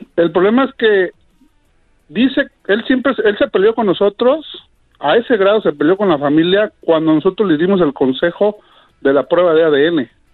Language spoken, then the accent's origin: Spanish; Mexico City, Mexico; yo soy de la Ciudad de México